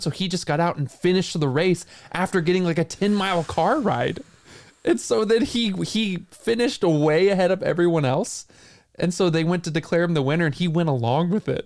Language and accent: English; St. Louis, Missouri, United States; born or raised there